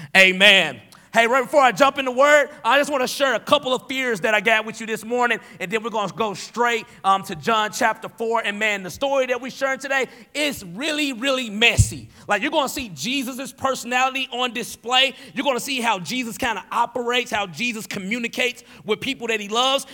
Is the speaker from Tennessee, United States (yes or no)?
yes; Tennessee, United States; moved away as an adult; now in Wisconsin, United States; I grew up in Tennessee without a dad